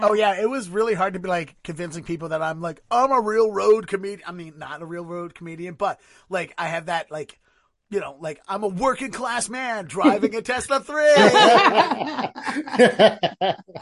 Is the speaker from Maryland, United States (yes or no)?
yes; Baltimore, Maryland, United States; moved away as an adult; now in Boston, United States; I originally, originally born and raised in Baltimore, lived there thirty-one years, and then I moved here to Boston ten years ago